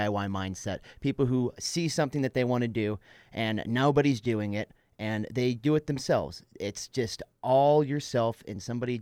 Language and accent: English; Northern California, United States; also born or lived in South San Francisco; lived my whole entire life up in Northern California in between Sacramento and North Lake Tahoe